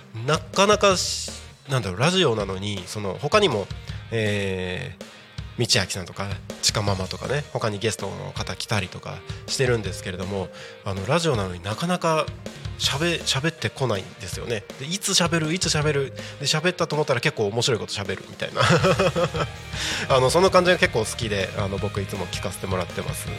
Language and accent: Japanese; Takko, Aomori, Japan; moved away as an adult; also born or lived in Morioka, Iwate Prefecture; now in Tako, Japan; 僕が生まれ育った、まあ、青森県の田子町だったりとか、えー、岩手県盛岡市あたりは